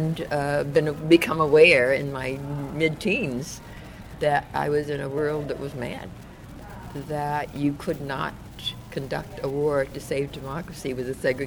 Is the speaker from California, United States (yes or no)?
yes; Oakland, California, United States; also born or lived in New Orleans, Louisiana; I actually came into Northern California as a result of the 1927 Great Floods in New Orleans, which was our ancestral home